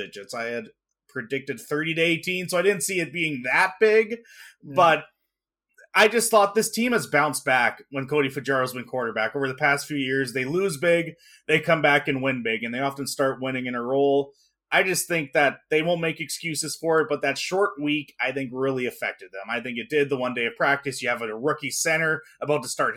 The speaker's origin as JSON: {"language": "English", "town": "Regina", "region": "Saskatchewan", "country": "Canada", "tie": "born or raised there", "also_born_or_lived": "Pilot Butte", "said": "I'm originally from Regina, born and raised here."}